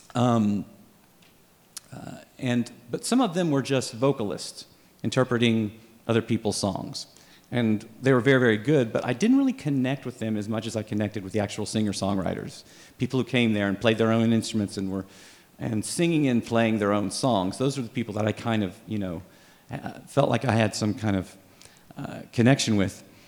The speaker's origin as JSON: {"language": "English", "town": "Dallas", "region": "Texas", "country": "United States", "tie": "born or raised there", "said": "I grew up in Dallas"}